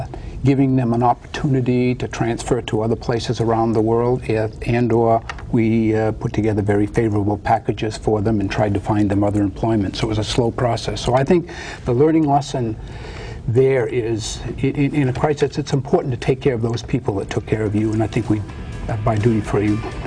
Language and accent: English; New Hampshire, United States; also born or lived in Connecticut / Boston, Massachusetts; now in Hawaii, United States; I was born in New Hampshire and was raised in New Hampshire, Connecticut, and Boston.